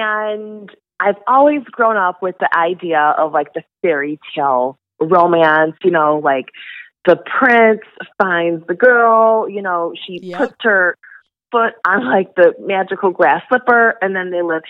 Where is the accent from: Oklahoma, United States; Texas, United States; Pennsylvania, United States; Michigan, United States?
Michigan, United States; moved away as an adult; now in California, United States; I'm originally from Michigan